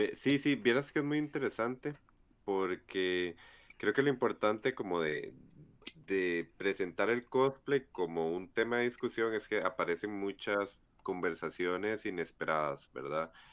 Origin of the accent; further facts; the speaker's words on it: Estadio Nacional, San José, Costa Rica; yo ya crecí viendo que pasaba por el Estadio Nacional y a las 4 veía cosplayers y a las 8 jugaba Cartaginés Herediano